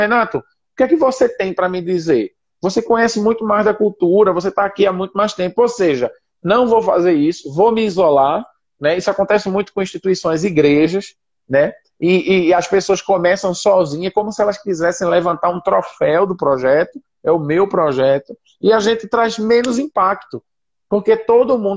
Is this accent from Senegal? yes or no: yes; Senegal; born there; Eu nasci aqui no Senegal.